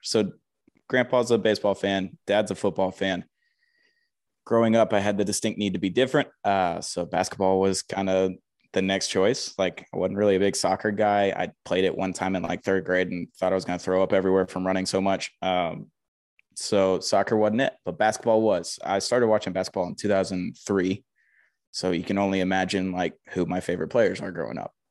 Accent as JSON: {"language": "English", "town": "Huntsville", "region": "Alabama", "country": "United States", "tie": "born or raised there", "said": "I grew up in Huntsville, Alabama"}